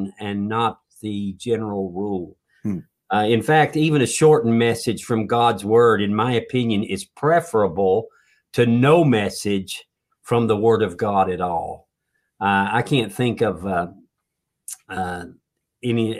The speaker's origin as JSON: {"language": "English", "region": "North Carolina", "country": "United States", "tie": "born or raised there", "said": "Where I grew up down in North Carolina with a lot of churches"}